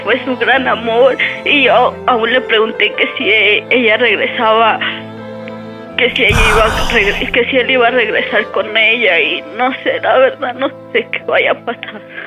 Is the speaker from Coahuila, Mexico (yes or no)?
no; State of Mexico, Mexico; moved away as an adult; now in Puebla, Mexico; yo soy del Estado de México